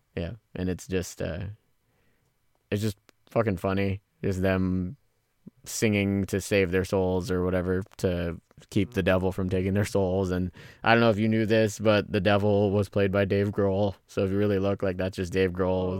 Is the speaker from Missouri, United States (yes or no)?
no; Pacifica, California, United States; me growing up in Pacifica